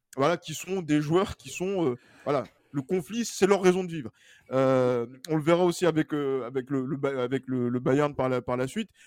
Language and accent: French; France; nous, en tant que Français